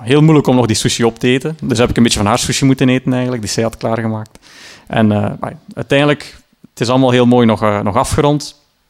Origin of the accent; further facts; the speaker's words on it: Sint-Niklaas, Flanders, Belgium; in mijn geboortestad dan, Sint-Niklaas